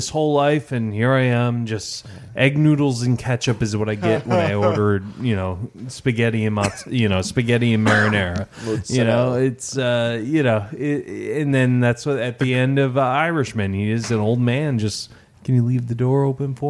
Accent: Detroit, Michigan, United States; my hometown, bro, Detroit.

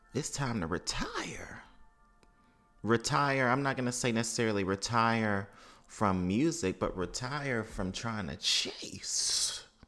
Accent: Mississippi, United States; as someone who has over five generations of family in New Orleans and then also growing up in Mississippi

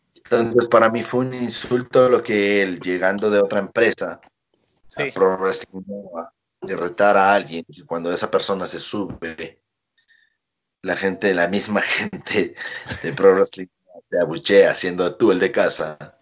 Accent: Veracruz, Mexico; moved away as an adult; yo también soy de Veracruz

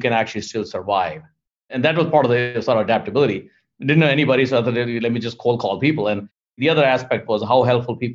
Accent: India; moved away as an adult; also born or lived in New York, United States; now in Fort Lauderdale, United States; I'm originally from India and then lived in New York for 20 years and then decided to move to Florida back again a decade ago

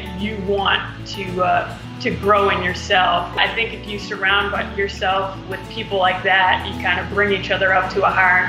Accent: Baldwin, New York, United States; I grew up in Baldwin, New York

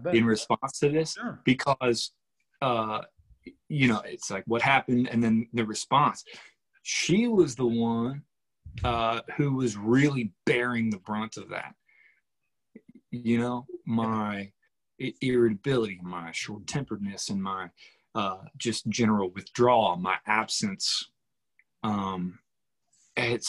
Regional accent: Weston, Missouri, United States; just north of Kansas City in a small antique and tobacco farming town called Weston

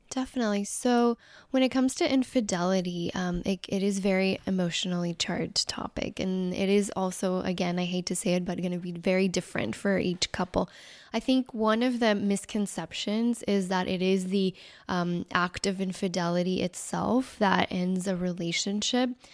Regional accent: Mexico; moved away; I was actually born and raised in Mexico

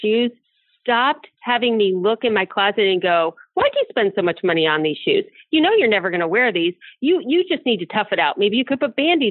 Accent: Akron, Cleveland, Ohio area, United States; I grew up in the Akron, Cleveland, Ohio area.

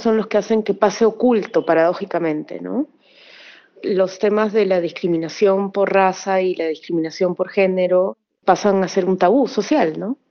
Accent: Lima, Peru; yo soy de Lima

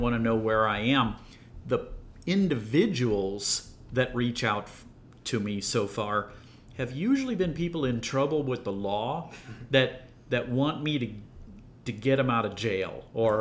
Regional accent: Iowa, United States; moved away as an adult; now in St. Louis, United States; I'm originally from Iowa. I grew up in the middle of nowhere, which I loved growing up in Iowa.

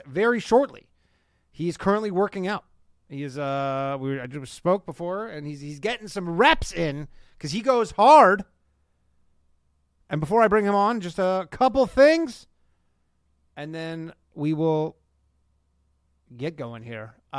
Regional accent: Burlington, Ontario, Canada; now in United States; my hometown of Burlington, Ontario, Canada, North America

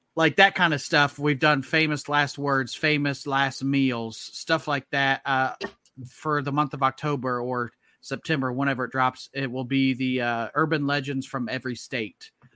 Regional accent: Indianapolis, Indiana, United States; I'm from Indianapolis

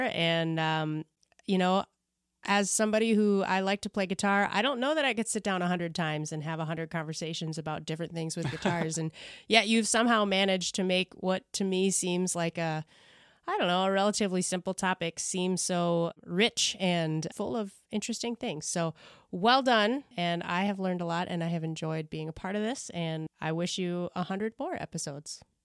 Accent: Maryland, United States; accent: Midwestern; I grew up in Maryland

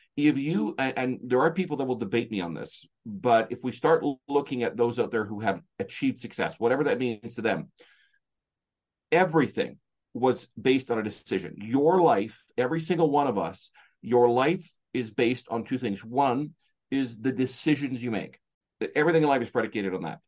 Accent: Canada; I'm from Canada.

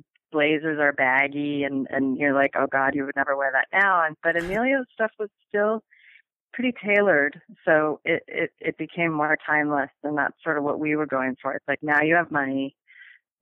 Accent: Minneapolis, Minnesota, United States; moved away; I was from Minneapolis and I grew up with hockey

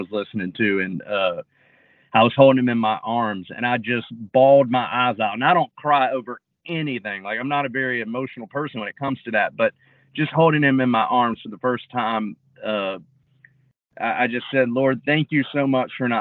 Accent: North Carolina, United States; I was from North Carolina

